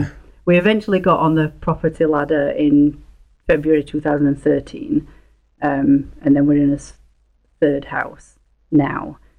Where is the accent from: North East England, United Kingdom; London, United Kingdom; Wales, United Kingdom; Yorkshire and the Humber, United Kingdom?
Yorkshire and the Humber, United Kingdom; a little town just outside of Leeds; accent: broad English; moved away as an adult; now in Canada; near Leeds, a little town just outside of Leeds